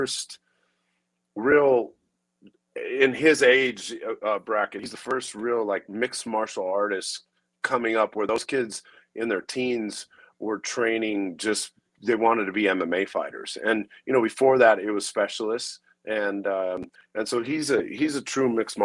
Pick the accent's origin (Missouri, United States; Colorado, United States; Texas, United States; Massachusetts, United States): Colorado, United States; Denver; I grew up in the inner city of Denver.